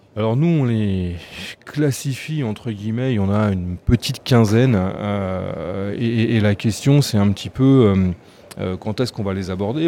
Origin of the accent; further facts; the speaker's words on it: France; en tant que Français